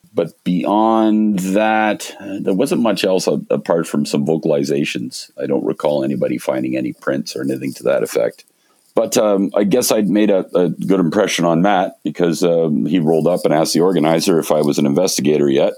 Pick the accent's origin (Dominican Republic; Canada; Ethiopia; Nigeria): Canada; moved away as an adult; also born or lived in Montreal / Toronto; now in British Columbia, Canada; I grew up in Montreal and Toronto.